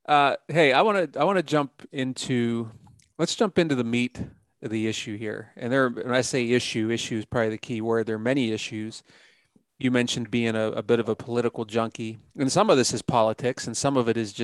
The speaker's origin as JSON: {"language": "English", "region": "Pennsylvania", "country": "United States", "tie": "born or raised there", "also_born_or_lived": "Ohio", "said": "I love my home state of Pennsylvania"}